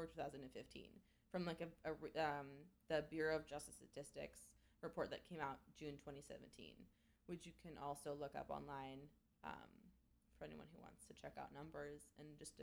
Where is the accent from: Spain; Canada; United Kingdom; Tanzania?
Canada; I'm Canadian